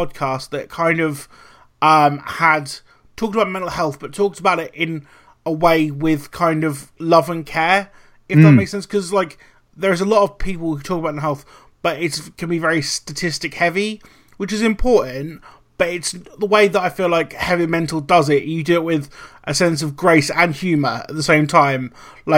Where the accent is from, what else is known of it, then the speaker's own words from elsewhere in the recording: Suffolk, East of England, United Kingdom; I'm from Suffolk